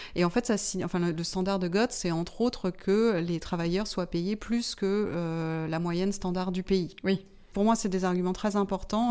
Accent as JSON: {"language": "French", "country": "Martinique", "tie": "born or raised there", "moved": "as an adult", "lives_now": "France", "said": "j'ai été élevée pendant mon enfance aux Antilles, à la Martinique."}